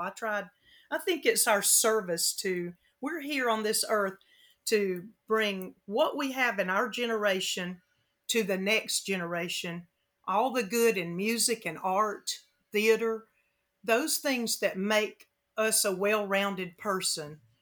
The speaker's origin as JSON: {"language": "English", "town": "Frankfurt", "region": "Hesse", "country": "Germany", "tie": "born or raised there", "moved": "yes", "said": "I was born in Germany, in Frankfurt"}